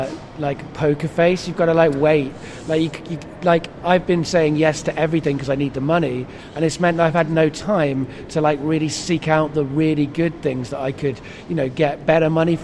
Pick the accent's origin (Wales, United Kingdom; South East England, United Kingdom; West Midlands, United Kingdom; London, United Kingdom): Wales, United Kingdom; Cardiff; I grew up in Cardiff for some of my childhood